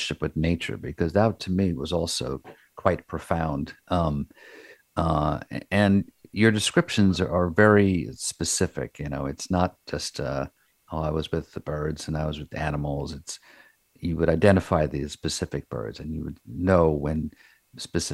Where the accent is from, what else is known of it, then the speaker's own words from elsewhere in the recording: Long Island, New York, United States; I was growing up on Long Island in the 50s